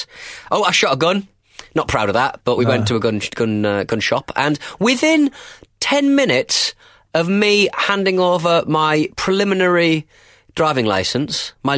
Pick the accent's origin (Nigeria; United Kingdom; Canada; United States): United Kingdom; Well, I'm British, aren't I?